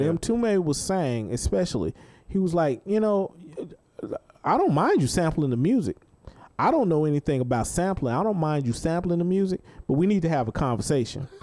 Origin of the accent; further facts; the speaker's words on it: Dallas, Texas, United States; growing up in Dallas